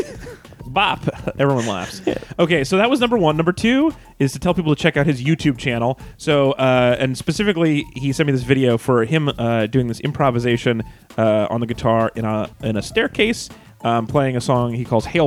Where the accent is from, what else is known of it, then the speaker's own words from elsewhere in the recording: Reno, Nevada, United States; I grew up in Reno